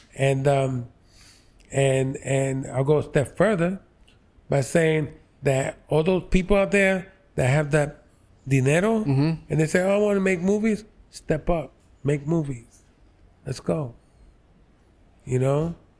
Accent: New York City, New York, United States; I grew up on the Lower East Side.

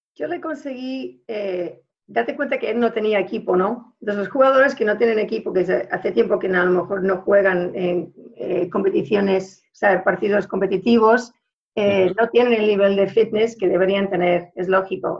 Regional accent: Houston, Texas, United States; moved away as an adult; now in Switzerland; Yo nací en Houston, ahí me crié

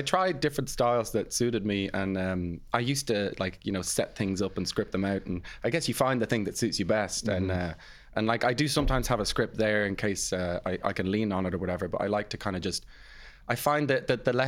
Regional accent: Ireland; also born or lived in England; they actually had us in England, but we moved here when I was about four or something like that, so it's German in the household, but then growing up in Ireland.

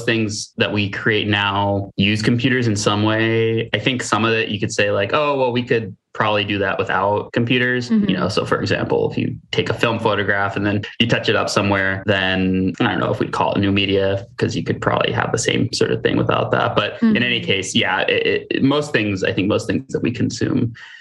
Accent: Hastings-on-Hudson, New York, United States; I am from Westchester, New York, a little town called Hastings-on-Hudson

